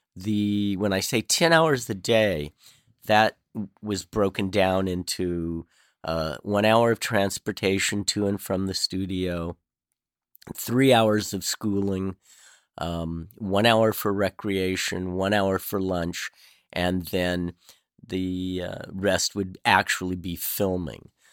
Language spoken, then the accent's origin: English; Southern California, United States; I grew up in Southern California